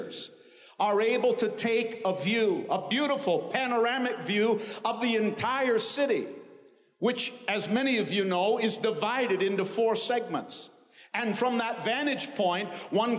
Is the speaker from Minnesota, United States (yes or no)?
no; Maine, United States; my home state of Maine